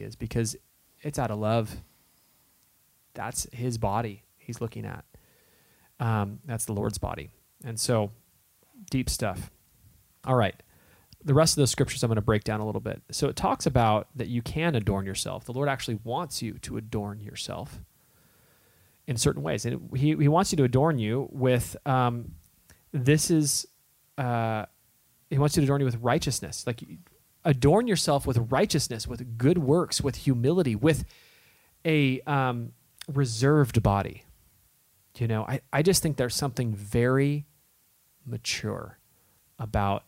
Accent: Southern California, United States; moved away; But we grew up in Southern California.

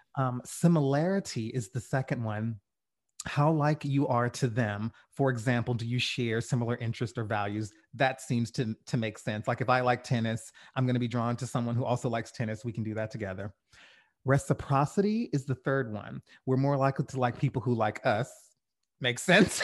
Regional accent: the South, United States; I'm from the South. I grew up around Southerners

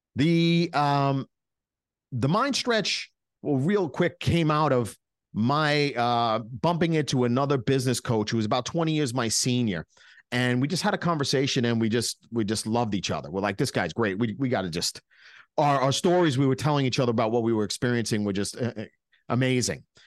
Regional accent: New York, United States; We're from New York.

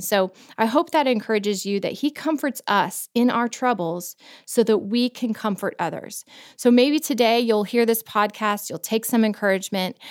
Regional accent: Florida, United States; moved away as an adult; also born or lived in Virginia; now in Tennessee, United States; I grew up in Florida where we didn't have seasons

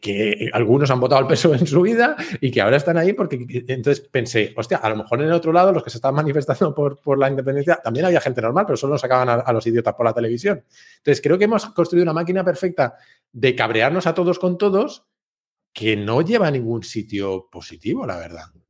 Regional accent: Spain; me sentí atacado como español

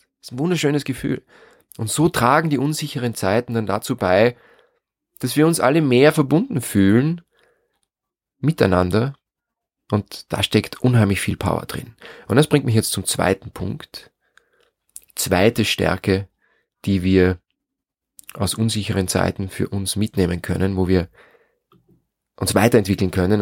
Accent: near St. Pölten, Lower Austria, Austria; in dem Haus, wo ich groß geworden bin, am Land, in der Nähe von St. Pölten in Niederösterreich

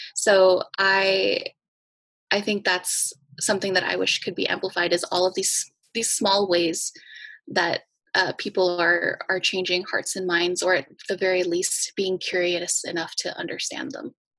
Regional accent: Los Angeles, California, United States; I I grew up in East Hollywood

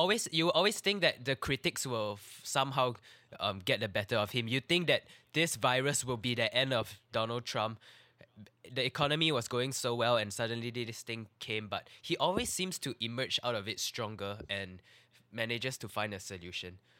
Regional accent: Singapore

